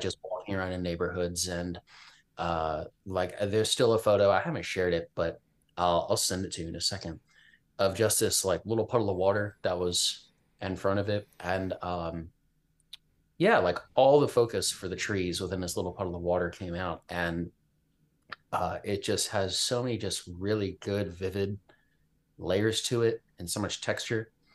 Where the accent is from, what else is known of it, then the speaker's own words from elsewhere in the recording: Richmond, Virginia, United States; moved away; also born or lived in Midwest; Virginia, which is where I'm from. I'm from Richmond